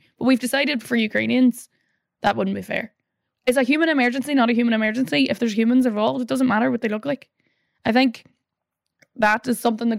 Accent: Northern Ireland, United Kingdom; But growing up in the North, you know, the last statistic I saw that was like 1 in every 10 people in the North is closely related to someone who has either been killed or injured in the Troubles.

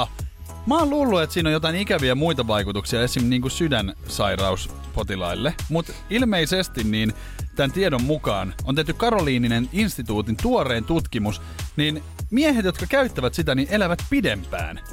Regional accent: Espoo, Uusimaa, Finland; now in Helsinki, Finland; olla niinku sit espoolainen. Kato, sieltähän mä oon kotoisin

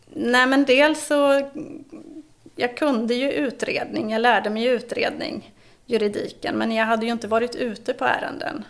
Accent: eastern Sweden, Sweden; also born or lived in Gotland; de östra regionerna där av Sverige är ju min hemort

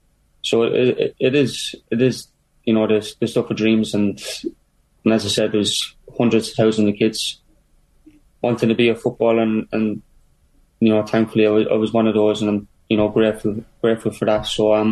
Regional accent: Ireland; also born or lived in Luton, England; You know, I was born in Luton. I moved to Ireland when I was a couple of months old, but I still have a lot of family there

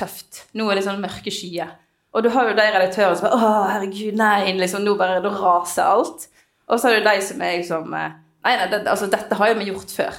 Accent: Voss, Vestland, Norway; Voss, for eksempel, der jeg kommer fra

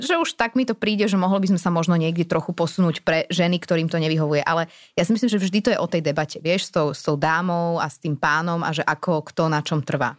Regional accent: Bratislava, Bratislava Region, Slovakia; som z Bratislavy

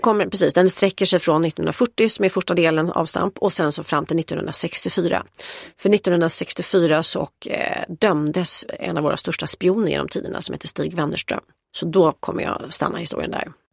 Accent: Stockholm, Stockholm County, Sweden; jag är uppvuxen på Östermalm

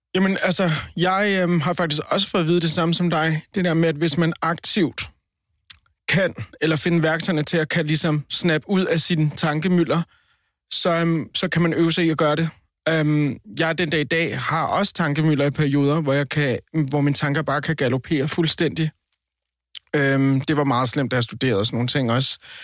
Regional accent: Colombia; now in Denmark; Og så er jeg, så er jeg latino. Jeg er, jeg er colombianer

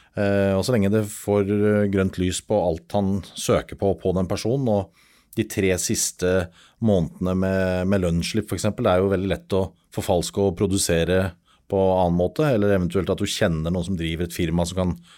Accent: Norway; Vi er nordmenn

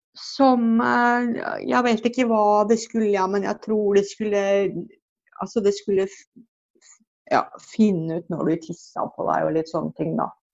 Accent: Drammen, Buskerud, Norway; jeg vokste opp på Fjell i Drammen sammen med mamma og to brødre

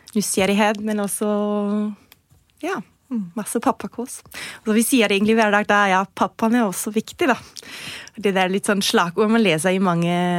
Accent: Germany; now in Norway; kommer jeg jo fra Tyskland

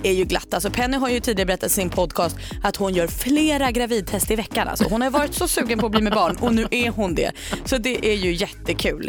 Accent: Sweden; för mig som är svensk

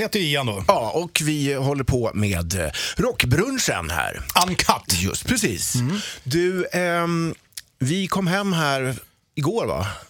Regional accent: Sweden; som ödmjuk svensk som man är

